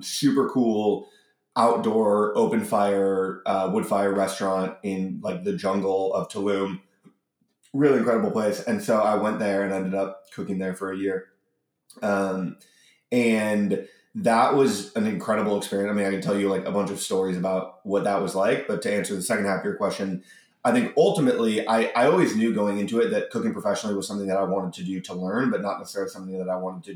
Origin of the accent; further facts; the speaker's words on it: Cleveland, Ohio, United States; I grew up in Cleveland in the 90s